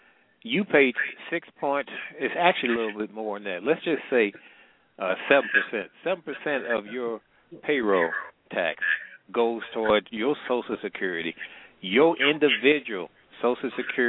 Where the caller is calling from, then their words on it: Midwest, United States; I'm calling from the Midwest.